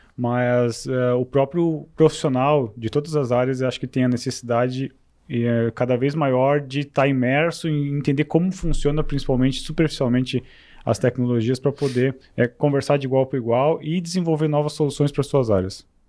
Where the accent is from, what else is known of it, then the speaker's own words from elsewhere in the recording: Rio do Sul, Santa Catarina, Brazil; moved away as an adult; also born or lived in São Paulo; eu sou aqui de Rio do Sul, sou natural de Rio do Sul é, e passei boa parte da minha vida aqui